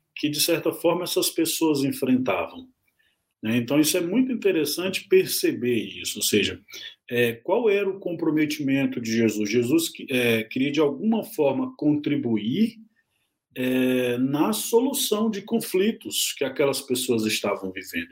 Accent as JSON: {"language": "Portuguese", "region": "south of Pará state", "country": "Brazil", "tie": "born or raised there", "moved": "yes", "said": "estado do Pará, que é lá o estado de onde eu venho, né, é natural do, do, de, do sul do estado do Pará"}